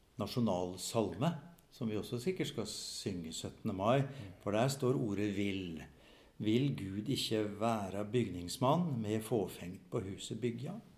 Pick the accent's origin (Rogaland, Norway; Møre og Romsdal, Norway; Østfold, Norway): Østfold, Norway; Fredrikstad; now in Molde, Norway; jeg er østlending fra Fredrikstad